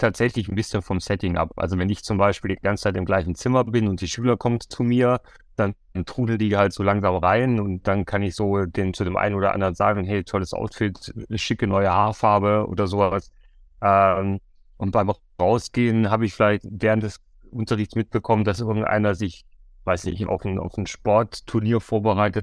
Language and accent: German; Bavaria, Germany; ich komme ja aus Bayern